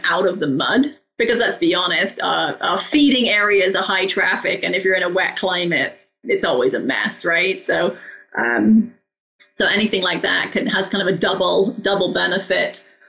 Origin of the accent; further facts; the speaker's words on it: England, United Kingdom; now in Arizona, United States; I grew up in England